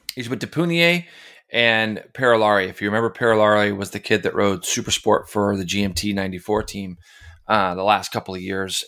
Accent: United States; being an American

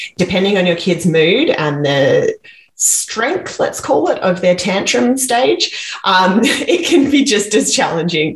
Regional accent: Perth, Western Australia, Australia; now in Vancouver, Canada; I'm from Australia. I grew up in Western Australia in Perth

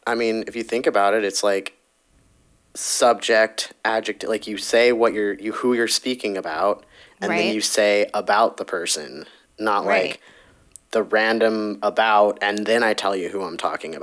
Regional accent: Valley Girl, California, United States; accent: Valley Girl; we both have Valley Girl accents no matter what. I feel like my Valley Girl accent is less when I'm talking to other people

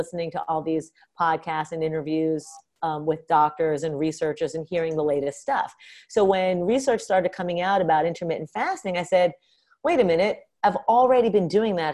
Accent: New York City, New York, United States; moved away as an adult; also born or lived in Boston; I grew up in New York City. And then I went to college in Boston.

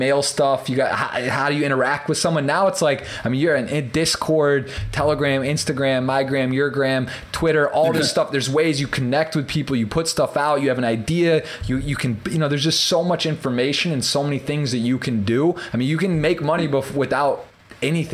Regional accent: Michigan, United States; I'm from Michigan

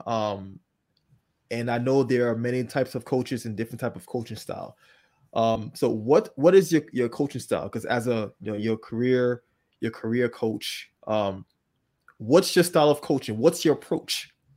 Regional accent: Liberia; moved away; I was not born here. I was born in Liberia, um, a country in West Africa

